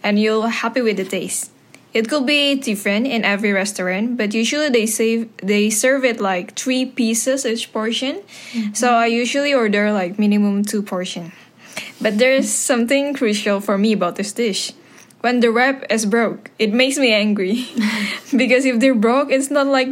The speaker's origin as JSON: {"language": "English", "country": "Indonesia", "said": "I came from Indonesia"}